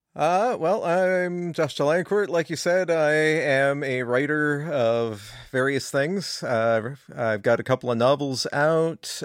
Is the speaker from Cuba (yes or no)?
no; California, United States; moved away; I'm from California initially